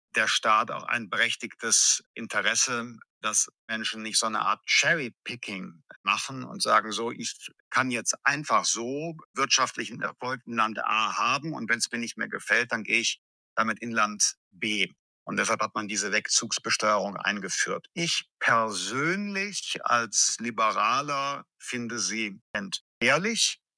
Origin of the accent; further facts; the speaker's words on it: Germany; bei uns in Deutschland